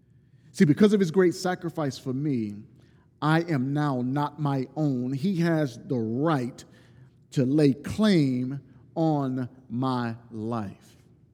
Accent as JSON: {"language": "English", "region": "Deep South", "country": "United States", "said": "I'm from the Deep South, and I know people in the South"}